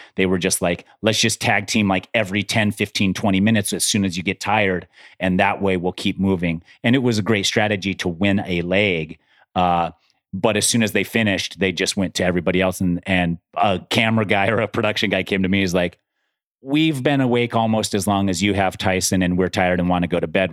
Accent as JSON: {"language": "English", "region": "Utah", "country": "United States", "tie": "born or raised there", "said": "I grew up in Utah too. I grew up at high altitude"}